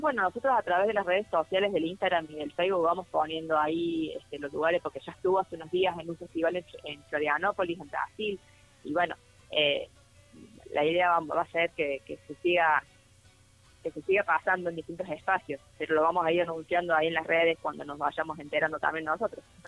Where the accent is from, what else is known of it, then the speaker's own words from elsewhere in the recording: interior of Córdoba, Argentina; como cordobesa del interior, como soy yo también